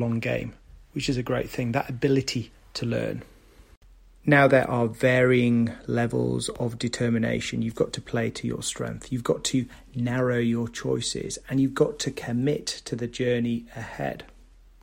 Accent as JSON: {"language": "English", "region": "the north of England", "country": "United Kingdom", "tie": "born or raised there", "said": "from the north of England and my hometown"}